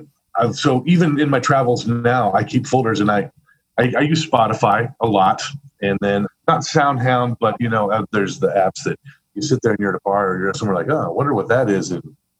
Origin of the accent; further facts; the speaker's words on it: Missouri, United States; now in Chicago, United States; I had a unique thing in Chicago because I came from Missouri.